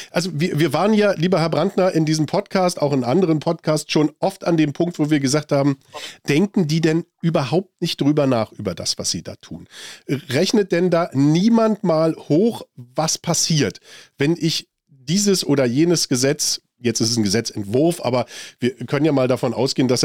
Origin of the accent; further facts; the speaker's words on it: Germany; 500 Milliarden Euro was bekommen wir dafür so als Deutsche?